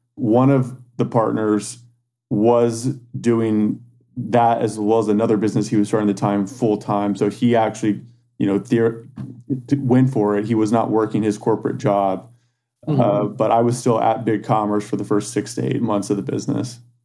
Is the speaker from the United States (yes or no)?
yes; San Antonio, Texas, United States; now in Austin, United States; I grew up in San Antonio, Texas. Um, born and raised there, and um, I moved to Austin, Texas for college in 2004.